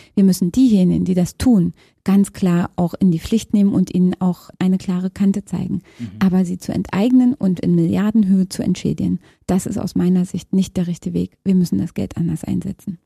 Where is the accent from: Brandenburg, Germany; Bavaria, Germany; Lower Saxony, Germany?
Brandenburg, Germany; Fürstenwalde; moved away as an adult; also born or lived in Frankfurt (Oder); now in Berlin, Germany; Ich bin geboren in Frankfurt an der Oder, bin dann in der Nähe von Fürstenwalde Spree aufgewachsen, habe in Fürstenwalde mein Abitur gemacht und bin nach dem Abitur nach Berlin gegangen.